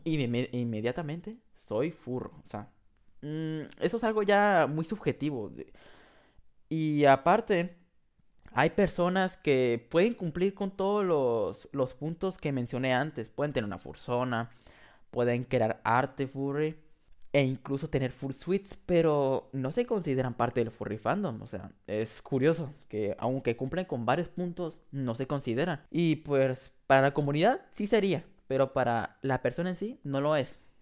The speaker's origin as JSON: {"language": "Spanish", "country": "Mexico", "said": "yo en México, que soy de ahí"}